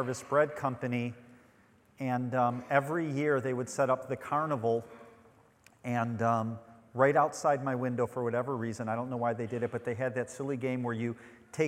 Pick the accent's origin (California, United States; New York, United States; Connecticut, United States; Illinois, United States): Illinois, United States; Chicago; also born or lived in Western Michigan; now in Grand Haven, United States; I'm from Chicago